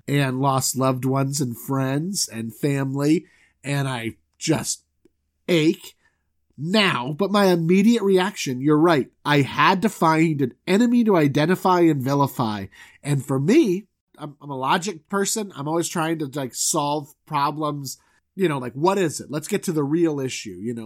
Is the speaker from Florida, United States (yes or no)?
yes; Southwest Florida, United States; also born or lived in Orlando; I'm from Southwest Florida